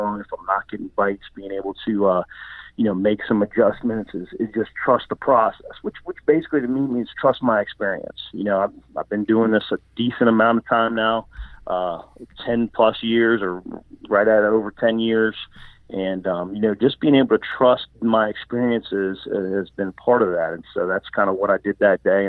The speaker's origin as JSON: {"language": "English", "region": "Virginia", "country": "United States", "tie": "born or raised there", "said": "where I grew up in Virginia"}